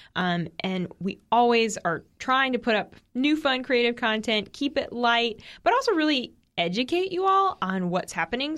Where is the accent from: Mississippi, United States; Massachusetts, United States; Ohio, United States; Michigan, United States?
Massachusetts, United States; Boston; I'm from Boston